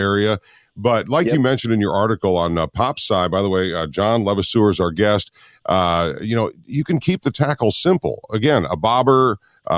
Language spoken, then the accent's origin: English; Minnesota, United States; I grew up in Minnesota